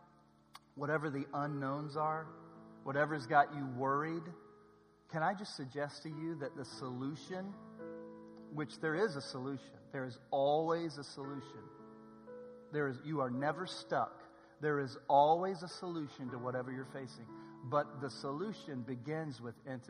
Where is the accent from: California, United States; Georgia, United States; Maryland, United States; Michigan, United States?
California, United States; Southern; I'm from SoCal